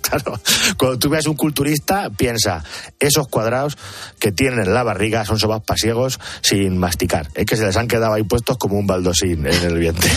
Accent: Picón, Castilla-La Mancha, Spain; la misa del gallo de Picón, en mi pueblo

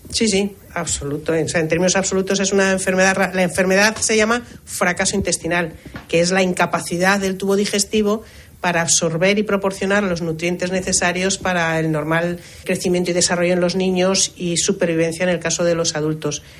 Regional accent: Tenerife, Canary Islands, Spain

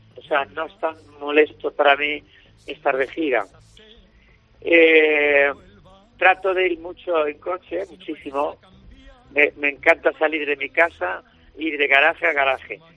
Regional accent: Andalusia, Spain; soy andaluz

